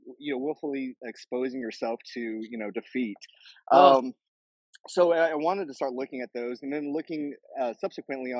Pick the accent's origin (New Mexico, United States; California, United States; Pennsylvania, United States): New Mexico, United States; moved away as an adult; also born or lived in Lubbock, Texas / Alabama; now in Austin, Texas, United States; I'm kind of from all over. I lived in grew up in New Mexico